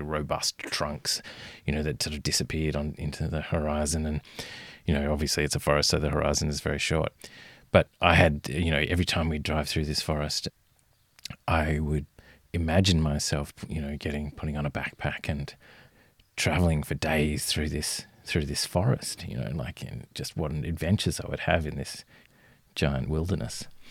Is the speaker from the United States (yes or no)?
no; Fremantle, Western Australia, Australia; I grew up in Western Australia and in, uh, Fremantle